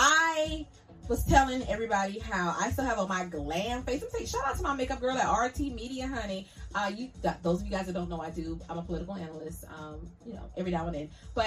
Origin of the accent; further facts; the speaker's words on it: Jamaica; I got $100. I'm Jamaican.